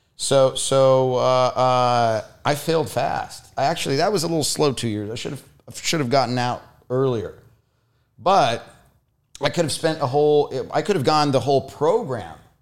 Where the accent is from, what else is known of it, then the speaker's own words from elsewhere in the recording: Foz do Iguaçu, Paraná, Brazil; moved away; also born or lived in Curitiba, Brazil; I lived for many years in Curitiba, which is this, the capital of the state, but I was, I was born in the Iguazu Falls.